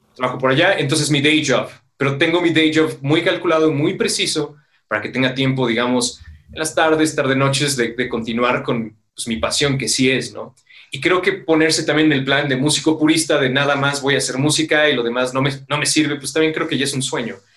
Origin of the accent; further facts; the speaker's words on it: Metepec, State of Mexico, Mexico; por acá nosotros somos de Metepec, guión Toluca